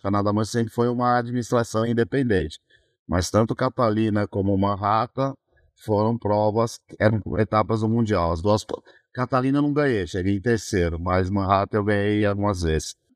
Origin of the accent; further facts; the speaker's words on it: São Bernardo do Campo, São Paulo, Brazil; Eu sou do ABC, São Bernardo do Campo